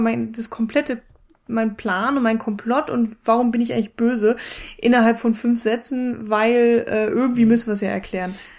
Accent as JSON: {"language": "German", "country": "Germany", "said": "für mich als Deutsche"}